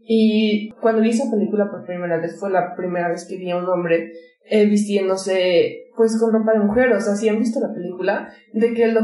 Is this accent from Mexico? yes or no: yes; Mexico; Porque creciendo en México